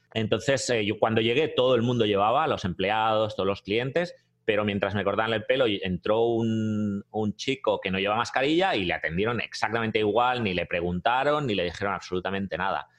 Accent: Barcelona, Catalonia, Spain; moved away as an adult; now in United States; Sí, sí, soy catalán, soy de Barcelona.

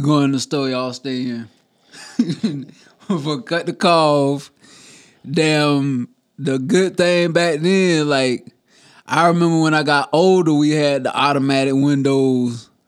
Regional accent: South Carolina, United States; Growing up in South Carolina my whole life

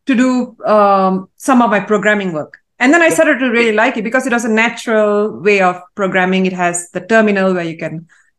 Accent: Malaysia; So I was raised in Malaysia, born and raised in Malaysia

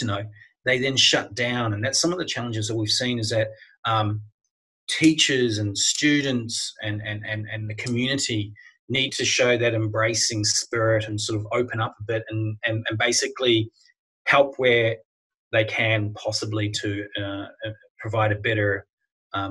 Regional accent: New Zealand; moved away as an adult; now in Australia; I'm not an Australian. I was born in New Zealand, but I've been living here now for 20 years

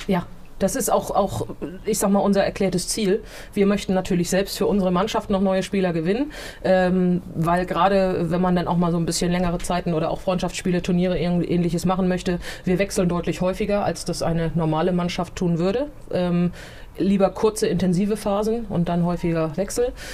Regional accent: Gettorf, Schleswig-Holstein, Germany; in Gettorf, wo ich aufgewachsen bin.

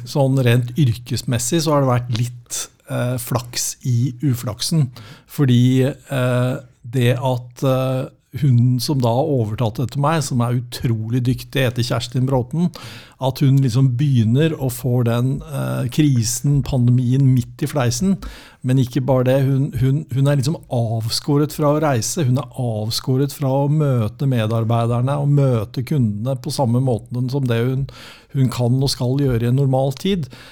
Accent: Norway; vi, nordmenn flest er ikke som amerikanere

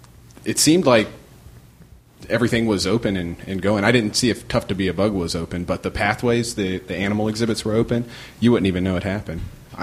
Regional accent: Lynchburg, Virginia, United States; moved away as an adult; also born or lived in Richmond, Virginia; now in Orlando, United States; I'm from Lynchburg, Virginia.

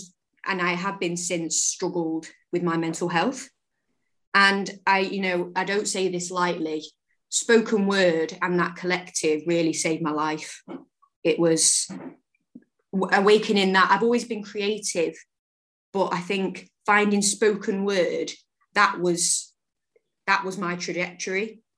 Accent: Manchester, North West England, United Kingdom; also born or lived in South London / Urmston / Salford; I'm bred in Manchester, born in London, bred in Manchester. We lived with my nanny for a year, and then we moved to Urmston. And then about 6 years ago, we moved to Salford, to Earlham.

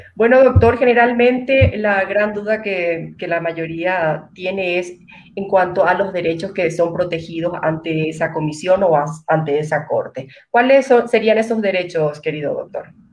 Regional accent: Paraguay; como paraguaya

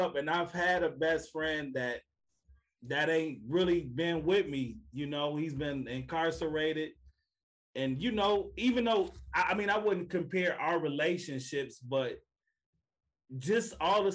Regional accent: Evanston, Illinois, United States; Like my daddy and them from South Carolina. So deep down inside, I'm a country nigga, even though I'm right here from Evanston

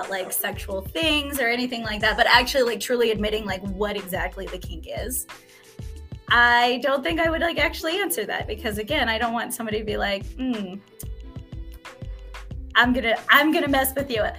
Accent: Reno, Nevada, United States; and I grew up in Reno.

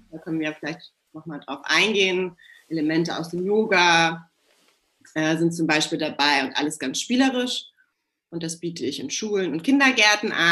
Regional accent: Hamburg, Germany; wohne in meiner Heimatstadt Hamburg

